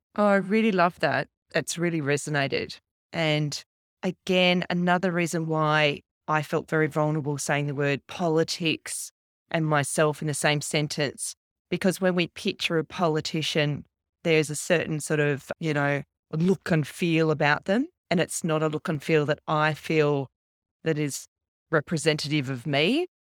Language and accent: English; Canberra, Australian Capital Territory, Australia; I grew up in Canberra